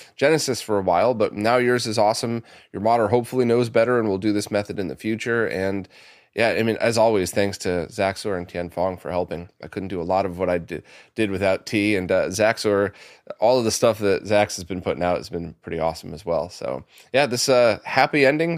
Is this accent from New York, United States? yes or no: yes; New York City, New York, United States; I grew up around the New York City area